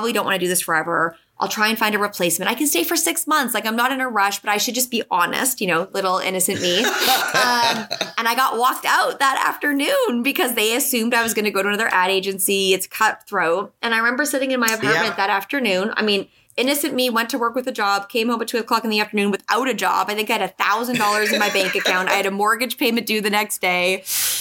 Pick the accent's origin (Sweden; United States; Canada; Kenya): Canada; moved away; also born or lived in Toronto, Canada; I'm Canadian originally.